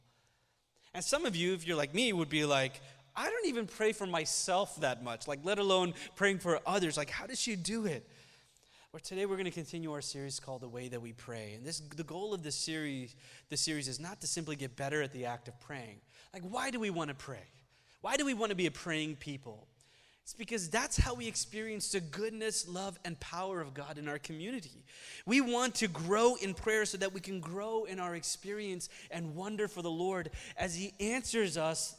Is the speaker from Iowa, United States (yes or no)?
no; Oklahoma City, Oklahoma, United States; first language Malayalam; visit us in Oklahoma City every year and stay with us for a few months at a time